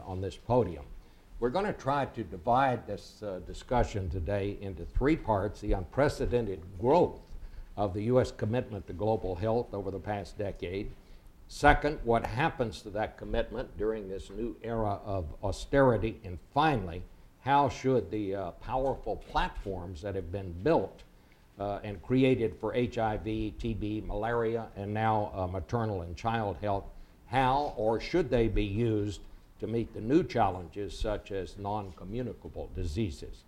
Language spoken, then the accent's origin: English; Fort Worth, Texas, United States; Fort Worth, which is the home of TCU and also my hometown.